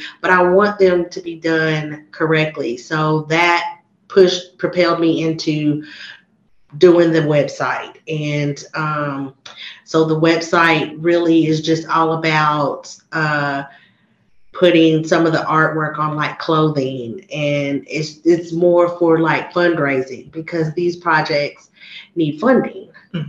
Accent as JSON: {"language": "English", "town": "Harrisburg", "region": "Pennsylvania", "country": "United States", "tie": "born or raised there", "said": "yeah, I had a good experience growing up in Danville and Harrisburg."}